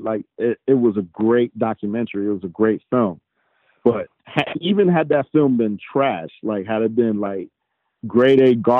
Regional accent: New York City, New York, United States; growing up in New York, playing in a whole bunch of tournaments, uptown, downtown in Brooklyn

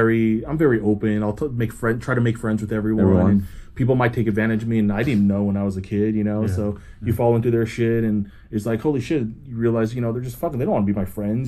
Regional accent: New York, United States; also born or lived in Taipei, Taiwan / Florida; I was born in Taipei, Taiwan. I was there until I was like one. My dad was going to school, getting his master's in Florida. So I went to Florida when I was one, and then moved up with them to New York when he was.

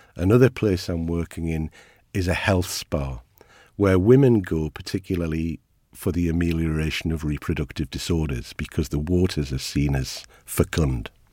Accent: Ashington, North East England, United Kingdom; I am from Ashington. Uh, my family are a coal mining family.

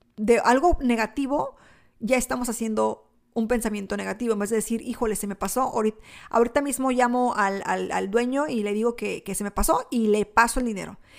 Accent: Mexico; now in United States; yo soy mexicana, nací en México

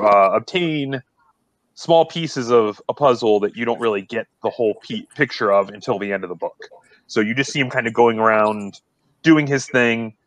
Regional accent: Akron, Ohio, United States; I'm from Akron

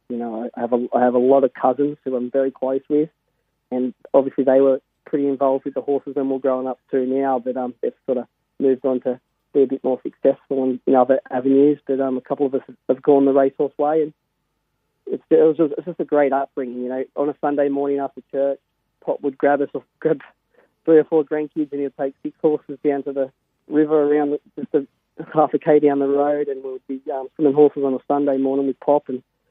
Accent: Berry, New South Wales, Australia; I grew up in Berry.

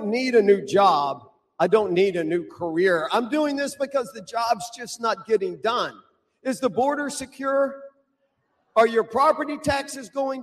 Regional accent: Dallas, Texas, United States; I'm a fifth-generation Texan. I was born in Dallas. I grew up in the Metroplex

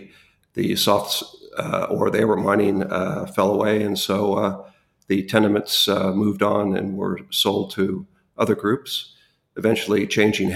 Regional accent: Los Angeles, California, United States; moved away as an adult; also born or lived in Western Australia; now in Australia; I was born and raised in Los Angeles, California

